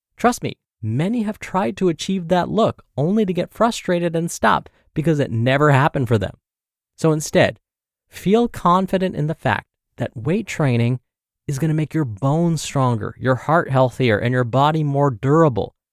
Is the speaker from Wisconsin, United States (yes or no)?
no; Michigan, United States; Growing up in Michigan, my house was positioned above a convenience store